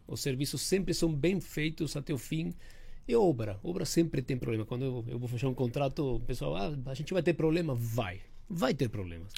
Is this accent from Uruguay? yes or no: yes; Uruguay; now in São Paulo, Brazil; eu tenho esse sotaque